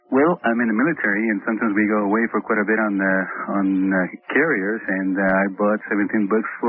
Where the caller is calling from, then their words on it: San Diego, California, United States; I'm calling you from San Diego.